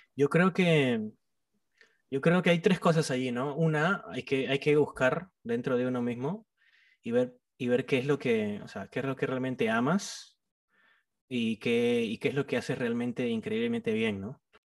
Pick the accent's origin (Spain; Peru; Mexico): Peru; Trujillo, La Libertad; yo soy de Trujillo, soy de la costa